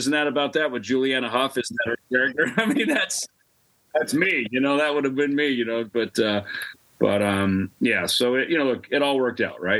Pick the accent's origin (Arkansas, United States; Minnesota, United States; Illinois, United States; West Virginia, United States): Minnesota, United States; out in the fields in Minnesota and the farm where I grew up